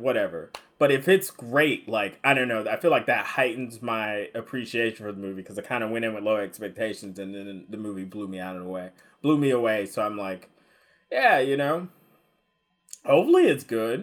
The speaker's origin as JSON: {"language": "English", "country": "United States", "lives_now": "Seattle, United States", "said": "Us Americans"}